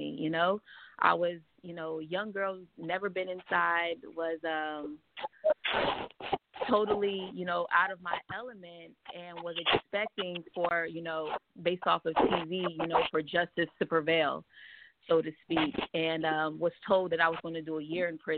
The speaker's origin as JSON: {"language": "English", "region": "New Jersey", "country": "United States", "moved": "as an adult", "lives_now": "California, United States", "said": "I'm from New Jersey"}